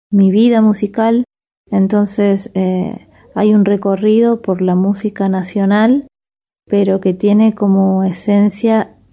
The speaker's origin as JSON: {"language": "Spanish", "region": "San Luis", "country": "Argentina", "tie": "born there", "said": "soy nacida en San Luis, en esta región de Cuyo, en esta parte de Cuyo"}